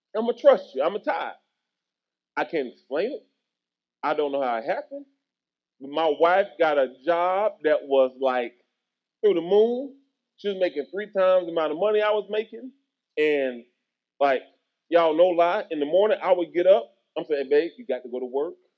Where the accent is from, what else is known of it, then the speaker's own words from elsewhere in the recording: Tennessee, United States; moved away as an adult; also born or lived in Kentucky / Texas; when I moved back to Tennessee, which was my hometown